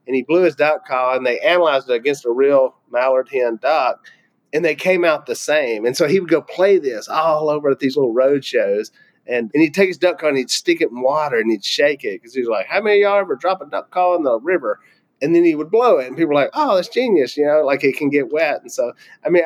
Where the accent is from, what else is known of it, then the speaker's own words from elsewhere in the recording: Louisiana, United States; we're successful from Louisiana